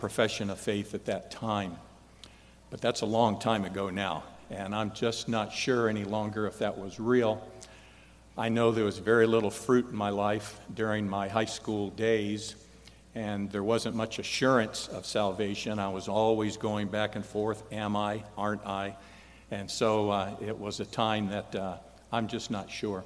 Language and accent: English; Indianapolis, Indiana, United States; moved away as an adult; also born or lived in Michigan; Indianapolis, my hometown